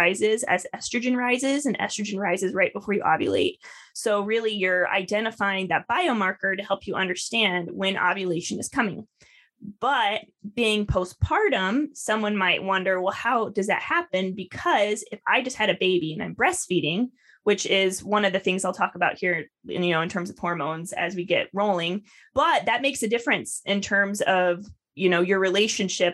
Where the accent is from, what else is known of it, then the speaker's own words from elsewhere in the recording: Iowa, United States; I'm from Iowa.